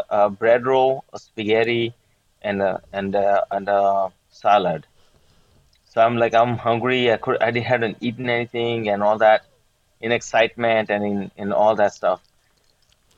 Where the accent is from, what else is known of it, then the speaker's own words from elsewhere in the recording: Maryland, United States; also born or lived in India; Grew up here in Maryland